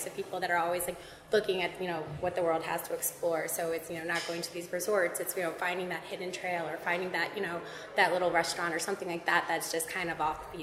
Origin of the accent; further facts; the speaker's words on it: Hillsborough, New Jersey, United States; I grew up in Hillsborough, New Jersey